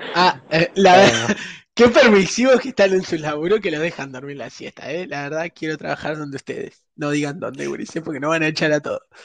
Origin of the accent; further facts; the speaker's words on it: Uruguay; somos uruguayos